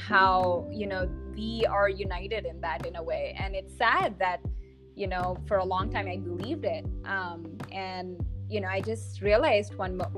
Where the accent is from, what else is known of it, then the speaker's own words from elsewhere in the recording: India; moved away; growing up in India, I experienced colorism